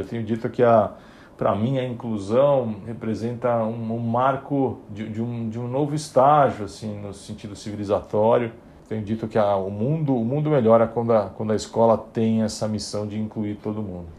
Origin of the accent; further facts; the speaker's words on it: São Paulo, Brazil; Eu, eu nasci em São Paulo, em família de classe média